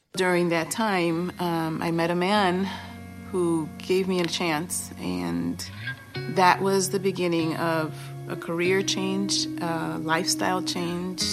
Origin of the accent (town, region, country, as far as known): Chicago, Illinois, United States; born or raised there; also born or lived in Boston, Massachusetts / Guatemala (ancestry)